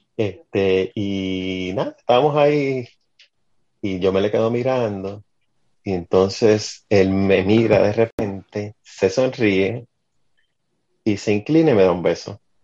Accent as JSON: {"language": "Spanish", "town": "Utuado", "country": "Puerto Rico", "tie": "born or raised there", "said": "encuentro con alguien de Utuado, mm. de mi pueblo."}